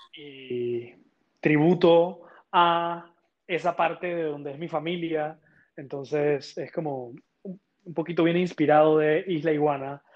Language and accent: Spanish; Panama; yo soy panameño